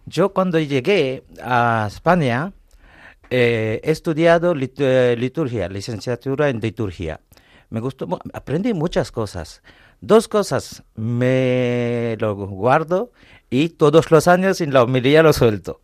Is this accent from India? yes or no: yes; India; also born or lived in Paris, France; now in Madrid, Spain; yo soy de la India, he estudiado en París, luego vine aquí